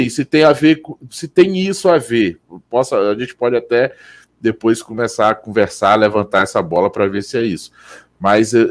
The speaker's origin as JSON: {"language": "Portuguese", "town": "Brasília", "region": "Federal District", "country": "Brazil", "said": "Eu sou de Brasília e defendo as cervejas locais aqui"}